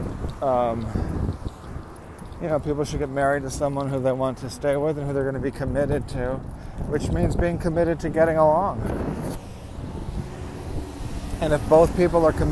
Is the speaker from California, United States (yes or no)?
yes; Lynwood, California, United States; this home that I was born in Linwood, Compton area. That's South Los Angeles, basically.